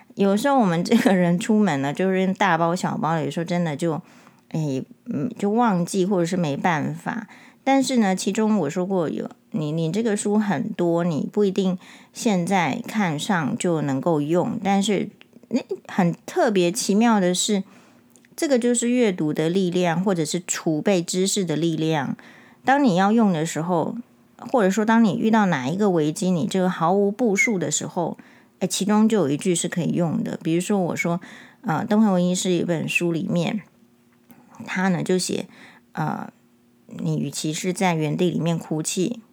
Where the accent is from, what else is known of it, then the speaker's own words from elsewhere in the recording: Taiwan; 我们台湾人